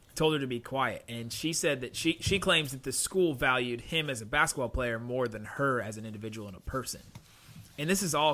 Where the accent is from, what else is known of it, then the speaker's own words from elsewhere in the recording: Cincinnati, Ohio, United States; moved away; the denomination that I grew up in back in Cincinnati was called Evangelical Free